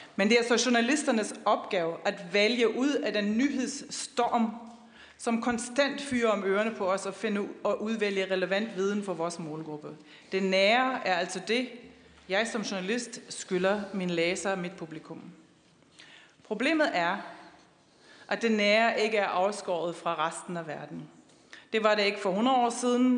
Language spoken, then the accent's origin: Danish; Wuppertal, North Rhine-Westphalia, Germany; Danish is a second language; moved away; also born or lived in Aarhus; Jeg kommer jo fra Wuppertal og boede dengang i Aarhus